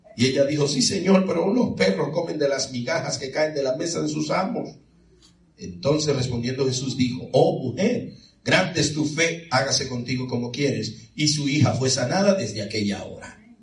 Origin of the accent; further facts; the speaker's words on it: Santo Domingo, Dominican Republic; now in Florida, United States; yo soy de la República Dominicana, es decir, que soy de Santo Domingo